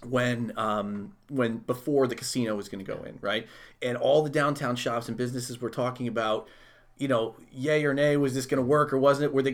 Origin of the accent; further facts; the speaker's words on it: Chicago, Illinois, United States; I'm a I was from Chicago. Mm. Chicago, I was born there.